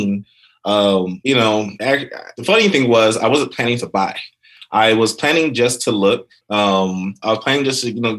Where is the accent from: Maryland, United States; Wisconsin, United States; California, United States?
California, United States; Sacramento; also born or lived in Nigeria (ancestry); now in Los Angeles, United States; I was born in Sacramento, moved all over California